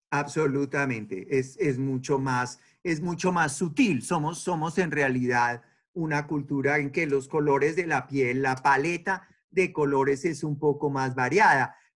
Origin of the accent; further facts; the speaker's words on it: Colombia; yo soy de Colombia y nosotros allá sí en realidad casi no tenemos racismo